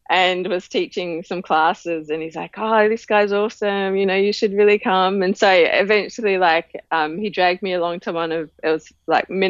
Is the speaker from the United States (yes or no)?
no; Hobart, Tasmania, Australia; moved away as an adult; now in Melbourne, Australia; Okay, so I was born in Hobart and lived there most of my life.